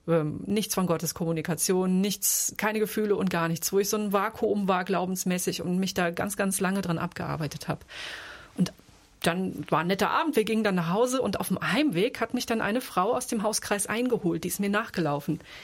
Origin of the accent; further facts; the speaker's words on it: Offenbach am Main, Hesse, Germany; Ich komme aus Offenbach